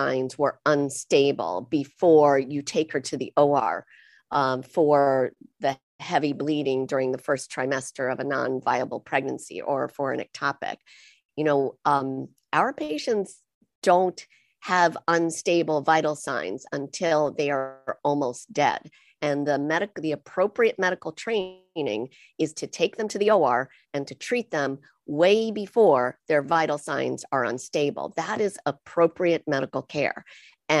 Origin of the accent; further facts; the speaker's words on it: United States; I'm your typical American